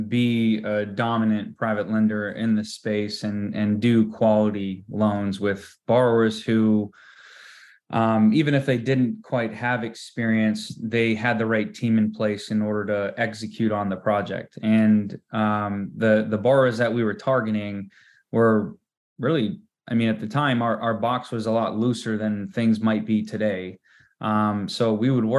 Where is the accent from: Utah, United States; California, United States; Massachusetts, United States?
Massachusetts, United States; Malden; moved away as an adult; also born or lived in Newton, Massachusetts; now in San Diego, United States; I was born and raised in Malden, Massachusetts, and just 4 miles north of Boston